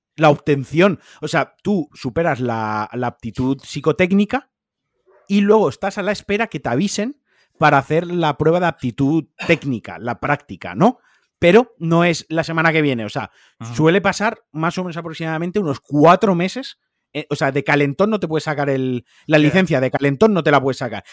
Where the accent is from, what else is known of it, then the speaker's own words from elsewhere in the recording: Spain; Aquí en el año 1479 ya éramos españoles. O sea, llevamos siendo españoles más de 300 años